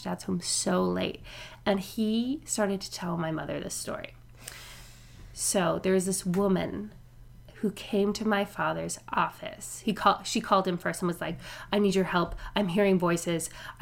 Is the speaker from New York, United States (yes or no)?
no; New Orleans, Louisiana, United States; I grew up in New Orleans. I was born in New Orleans